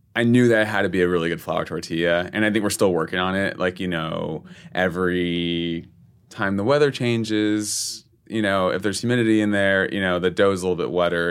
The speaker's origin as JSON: {"language": "English", "town": "San Antonio", "region": "Texas", "country": "United States", "tie": "born or raised there", "moved": "as an adult", "lives_now": "New York, United States", "said": "I'm born and raised in San Antonio. I'd lived there my whole life."}